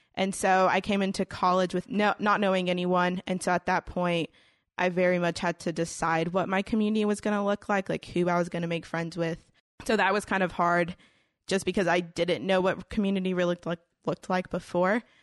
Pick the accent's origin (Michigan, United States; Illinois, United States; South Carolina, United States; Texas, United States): Texas, United States; Houston; I grew up, like, in Houston, Houston, um, like, downtown area